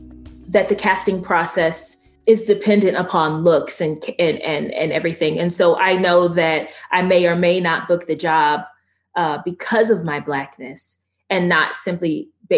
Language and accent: English; Georgia, United States; accent: Southern; I'm from Georgia.